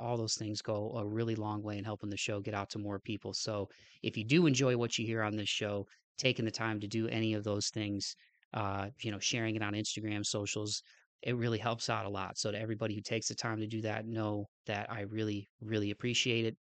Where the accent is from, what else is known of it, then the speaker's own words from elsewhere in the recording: Toledo, Ohio, United States; my hometown of Toledo